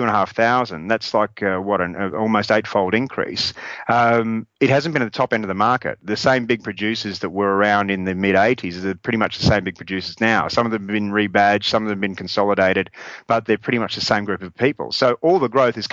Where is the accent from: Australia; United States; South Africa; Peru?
Australia; now in Dijon, France; as an Australian